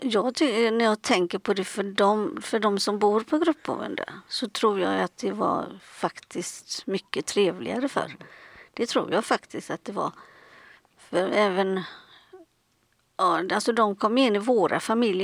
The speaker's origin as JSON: {"language": "Swedish", "town": "Gothenburg", "region": "Västra Götaland", "country": "Sweden", "said": "jag kommer från Göteborg"}